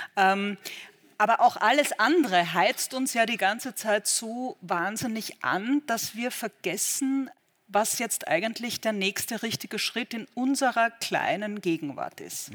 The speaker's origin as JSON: {"language": "German", "country": "Austria", "tie": "born or raised there", "moved": "as an adult", "lives_now": "Berlin, Germany", "said": "ich bin Österreicherin"}